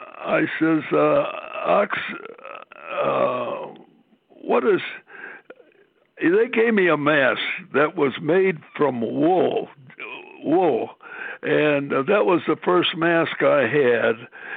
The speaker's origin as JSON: {"language": "English", "town": "Buffalo", "region": "New York", "country": "United States", "tie": "born or raised there", "also_born_or_lived": "Syracuse / Chicago / California", "moved": "as an adult", "said": "I grew up in Buffalo"}